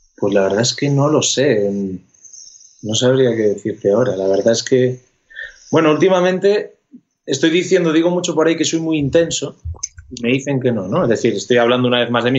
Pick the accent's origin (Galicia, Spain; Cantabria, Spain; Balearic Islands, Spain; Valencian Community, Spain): Galicia, Spain; Ferrol; now in Madrid, Spain; Yo vivo en Madrid, pero soy gallego, nací en Galicia